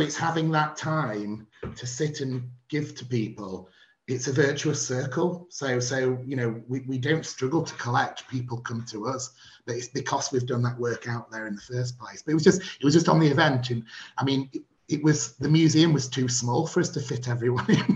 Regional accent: Barnsley, Yorkshire and the Humber, United Kingdom; in my hometown

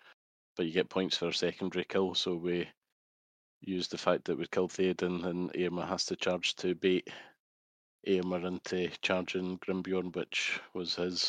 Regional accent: Scotland, United Kingdom; I'm Scottish

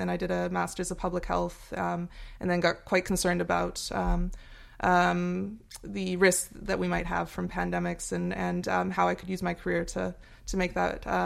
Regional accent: Australia; born there; Ah, I was I was born in Australia actually, but um, to Americans, I have I have, th I have, three. I was born with pretty much with three citizenships.

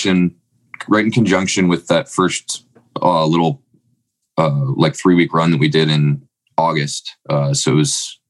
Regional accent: Oregon, United States; also born or lived in Winter Park, Florida; we're from Oregon.

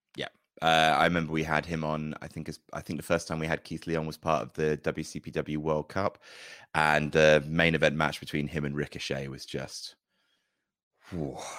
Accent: Jersey; When I was growing up in Jersey, there wasn't any pro wrestling there

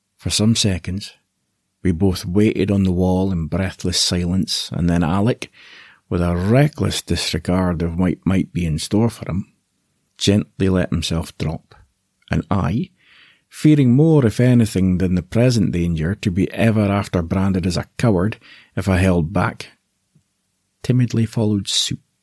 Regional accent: Aberdeen, Scotland, United Kingdom; I was born in Aberdeen, in the northeast of Scotland

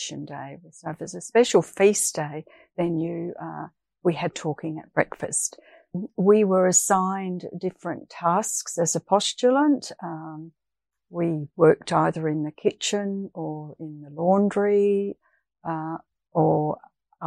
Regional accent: Dulwich, South Australia, Australia; moved away as an adult; now in Perth, Australia; originally I was born in Dulwich in South Australia, and I moved over to Perth in 1983

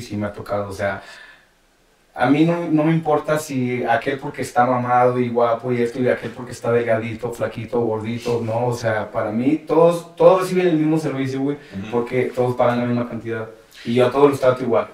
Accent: Monterrey, Nuevo León, Mexico; moved away as an adult; now in Mexico City, Mexico; me fui de, de Monterrey y me, me, iba por varios lugares a trabajar

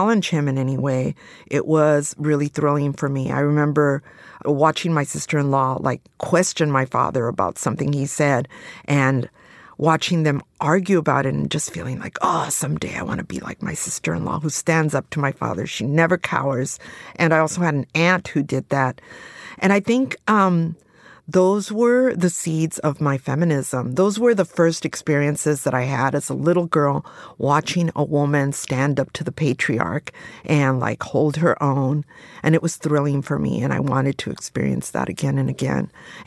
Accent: Los Angeles, California, United States; I was at the Chicano Moratorium, but I was only 11 years old, and I grew up in East

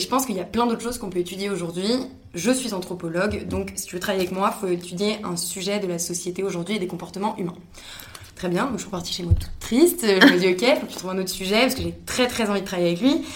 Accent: Paris, Île-de-France, France; moved away as an adult; also born or lived in Montreal; quand on est parisienne

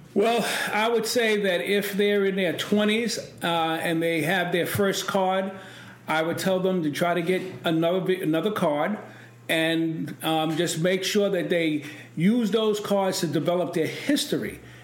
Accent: New York City, New York, United States; I grew up in East New York

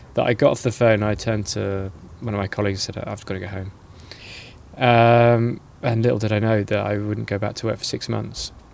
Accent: Norwich, East of England, United Kingdom; I'm from Norwich, which is in the east of England

